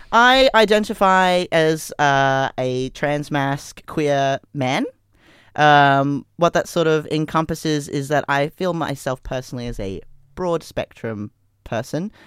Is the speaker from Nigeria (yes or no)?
no; Brisbane, Queensland, Australia; I grew up in you know the '90s in Brisbane